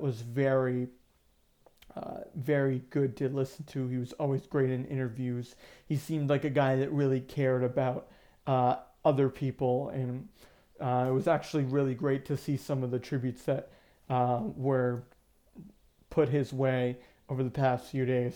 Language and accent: English; Maine, United States; growing up in Maine, I was a kid